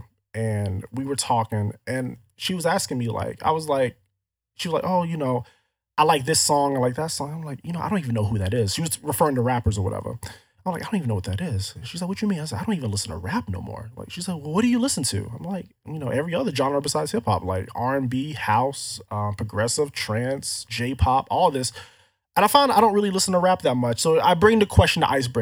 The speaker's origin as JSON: {"language": "English", "region": "Florida", "country": "United States", "tie": "born or raised there", "said": "growing up in Florida"}